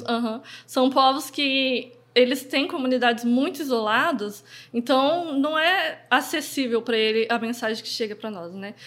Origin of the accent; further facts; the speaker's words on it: Umuarama, Paraná, Brazil; also born or lived in Cacoal, Rondônia; now in Londrina, Brazil; quando eu tinha uns 6 anos de idade, que eu mudei para o Paraná. Só que aí eu fui para Moarama, né? Que foi onde eu cresci, vivi lá a minha adolescência toda, para depois chegar até aqui em Londrina